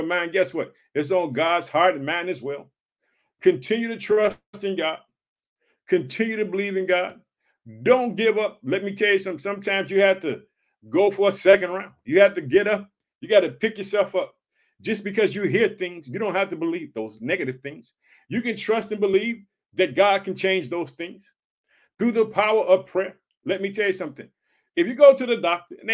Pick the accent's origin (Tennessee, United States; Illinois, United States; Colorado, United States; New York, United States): Illinois, United States; born or raised there; also born or lived in Chicago